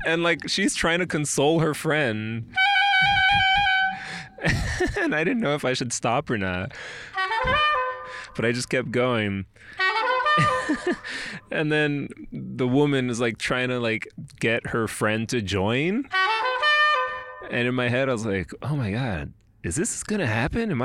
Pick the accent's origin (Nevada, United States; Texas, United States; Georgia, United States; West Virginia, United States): Texas, United States; El Paso; my home city, my hometown of El Paso